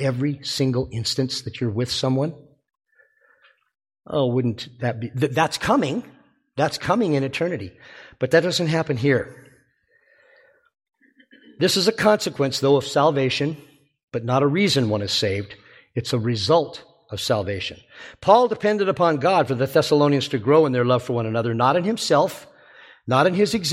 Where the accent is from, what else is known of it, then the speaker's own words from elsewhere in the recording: Alabama, United States; I was from Alabama